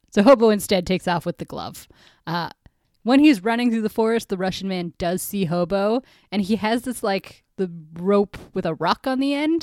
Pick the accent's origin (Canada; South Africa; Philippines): Canada